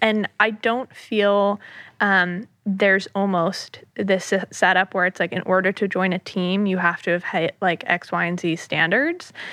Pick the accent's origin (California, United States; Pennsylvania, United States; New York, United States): New York, United States; New York City area, United States; born and raised in the New York City area. I grew up in the suburbs right outside of the city